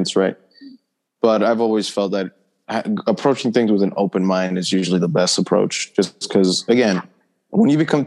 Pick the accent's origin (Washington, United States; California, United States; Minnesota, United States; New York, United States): New York, United States; I was raised and born in New York